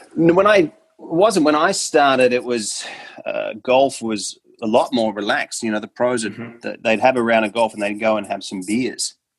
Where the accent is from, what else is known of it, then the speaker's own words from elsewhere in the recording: Australia; I come from Australia and grew up uh, in Australia